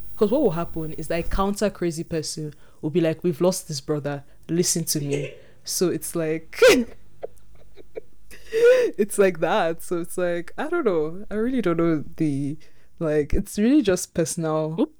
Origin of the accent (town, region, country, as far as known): Nigeria